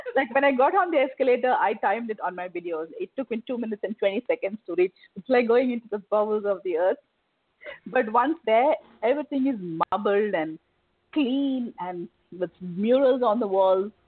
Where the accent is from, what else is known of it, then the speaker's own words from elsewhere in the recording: India; moved away as an adult; now in Dubai, United Arab Emirates; I'm an Indian